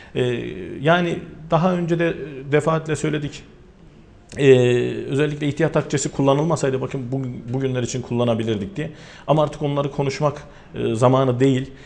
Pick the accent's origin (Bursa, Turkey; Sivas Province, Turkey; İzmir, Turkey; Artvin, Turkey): Sivas Province, Turkey; benim de memleketim olan e, bir Sivas türküsüdür